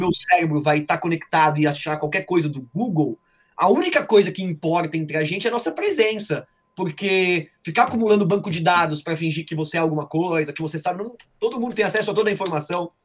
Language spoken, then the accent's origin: Portuguese; São Paulo, Brazil; now in Carapicuíba, Brazil; Eu sou cidadão santamarense, cara, eu não posso trair aí eu vim pra Carapicuíba aqui, mas, cara, eu sou de Santo Amaro